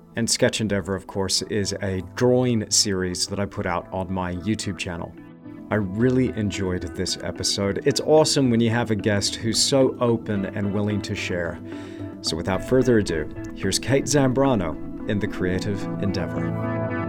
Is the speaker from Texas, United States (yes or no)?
yes; Kerrville, Texas, United States; I was born in a place called Kerrville